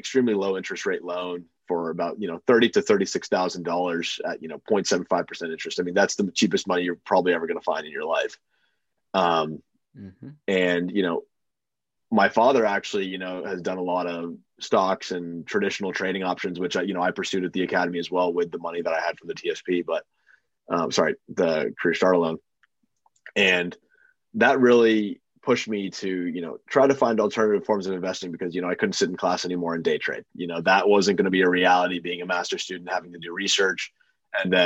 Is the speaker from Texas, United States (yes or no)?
no; Boston, Massachusetts, United States; moved away; also born or lived in Purdue, Indiana; I'm from Boston.